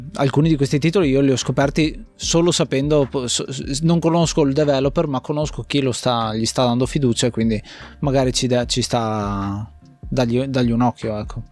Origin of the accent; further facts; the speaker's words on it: Gorizia, Friuli-Venezia Giulia, Italy; sono nato lì, eh, sono nato a Gorizia, eh, in quella zona